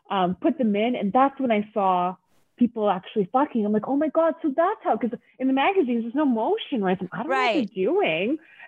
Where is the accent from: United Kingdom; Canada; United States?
Canada; in Canada.